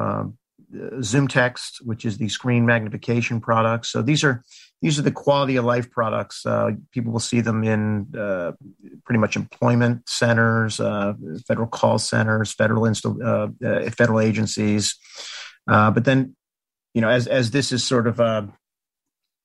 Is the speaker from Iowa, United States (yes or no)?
no; Washington, District of Columbia, United States; I'm originally from the Washington, D.C. area, like literally next to Chevy Chase Circle in Washington. Went to D.C. public schools